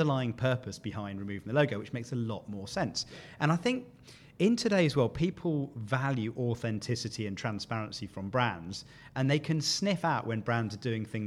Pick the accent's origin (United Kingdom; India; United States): United Kingdom; as a Brit